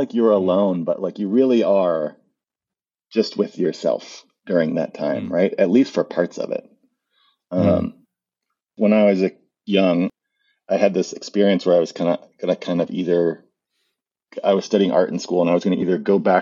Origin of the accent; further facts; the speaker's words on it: Missouri, United States; So I grew up in Missouri and there is a beef farm in my family.